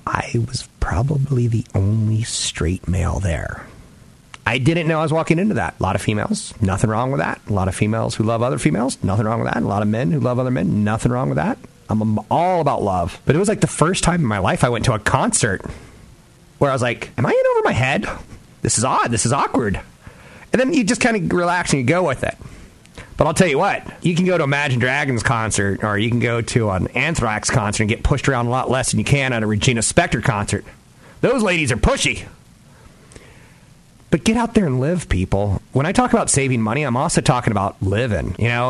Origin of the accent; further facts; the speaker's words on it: East Coast, United States; now in Bay Area, United States; Like when I first moved to the Bay Area, I was from the East Coast and I was a little bit sheltered, right?